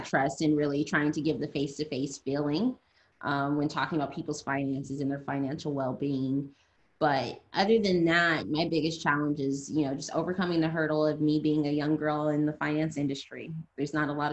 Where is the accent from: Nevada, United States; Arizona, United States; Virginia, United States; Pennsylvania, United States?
Nevada, United States; Las Vegas; also born or lived in California; I'm originally from California, but I have been in Las Vegas since I was 7 years old. So I'm in Las Vegas, Nevada.